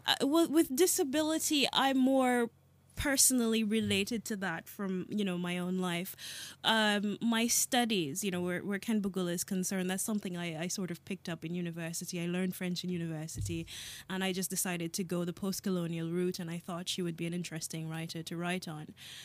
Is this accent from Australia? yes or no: no; Jamaica; born there; I'm not African. I'm Jamaican by birth, and I've lived, well, too many places to mention here.